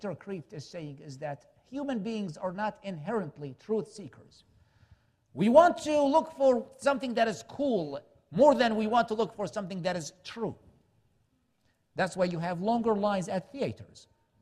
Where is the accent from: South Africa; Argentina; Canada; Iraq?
Iraq; Baghdad, Baghdad Governorate; moved away as an adult; now in United States; I was born and raised in Baghdad, Iraq in 1979.